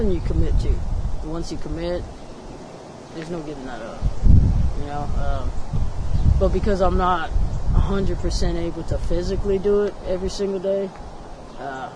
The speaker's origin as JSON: {"language": "English", "region": "Hawaii", "country": "United States", "tie": "born or raised there", "moved": "yes", "said": "I grew up in Hawaii"}